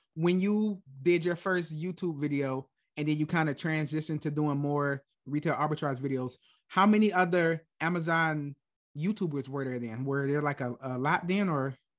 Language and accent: English; Michigan, United States; moved away as an adult; now in Germany; I was born and raised in Michigan, like, I moved to Germany when I was, like, twenty-three